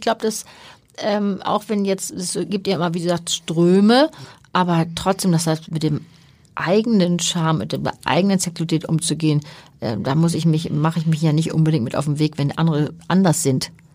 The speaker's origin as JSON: {"language": "German", "region": "Hamburg", "country": "Germany", "tie": "born or raised there", "said": "Ich bin Hanseatin durch und durch, bin hier geboren und äh, bin hier gerne. Ich war zwischendurch natürlich mal woanders, aber ich bin schon sehr gerne auch in Hamburg und als Hamburgerin unterwegs."}